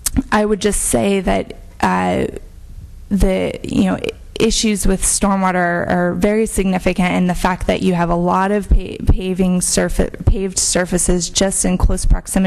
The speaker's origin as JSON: {"language": "English", "town": "Petaluma", "region": "California", "country": "United States", "tie": "born or raised there", "said": "being born and raised in Petaluma"}